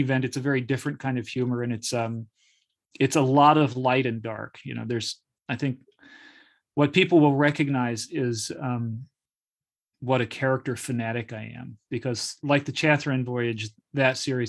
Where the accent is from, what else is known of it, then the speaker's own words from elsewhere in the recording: Charlottesville, Virginia, United States; my hometown, which is Charlottesville, Virginia.